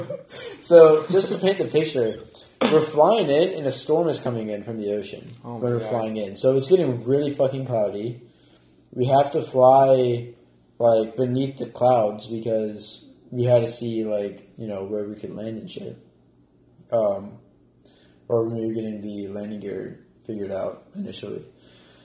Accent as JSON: {"language": "English", "town": "Auburn", "region": "Alabama", "country": "United States", "tie": "born or raised there", "moved": "yes", "said": "my hometown, Auburn, in Alabama"}